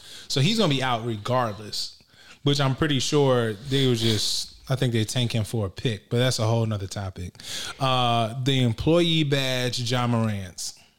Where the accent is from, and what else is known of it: Virginia, United States